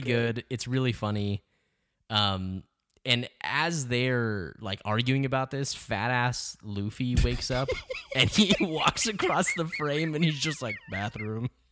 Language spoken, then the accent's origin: English; El Paso, Texas, United States; I grew up in El Paso